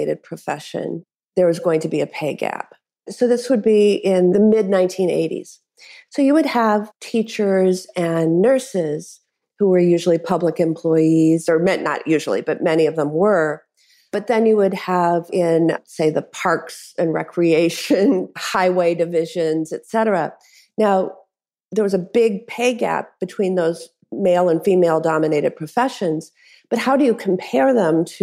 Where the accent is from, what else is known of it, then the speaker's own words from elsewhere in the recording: Madison, Wisconsin, United States; my hometown of Madison